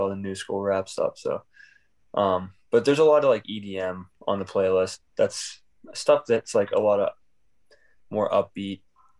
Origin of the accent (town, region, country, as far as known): Pittsburgh, Pennsylvania, United States; born or raised there